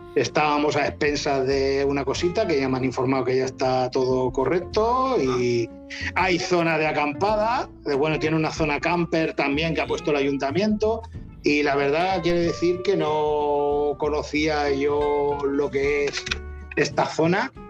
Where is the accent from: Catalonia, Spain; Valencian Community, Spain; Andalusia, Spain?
Catalonia, Spain; Rubí; soy de Rubí o de San pero Tarrasa lo tengo al lado